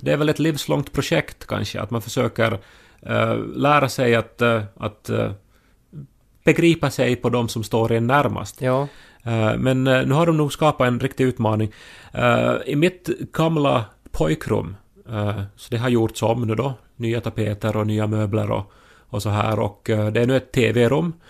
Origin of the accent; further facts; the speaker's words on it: Esse, Ostrobothnia, Finland; moved away; jag är från Esse